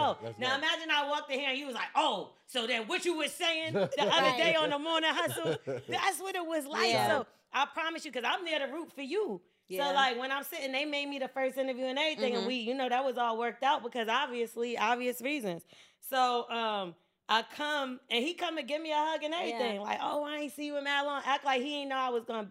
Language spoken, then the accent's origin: English; New Jersey, United States; where I grew up in Jersey, it's a bunch of us that went to school in the same area